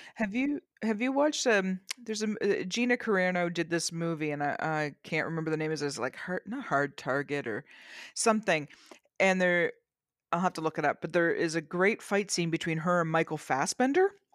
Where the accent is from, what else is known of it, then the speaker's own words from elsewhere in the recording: Canada; I'm Canadian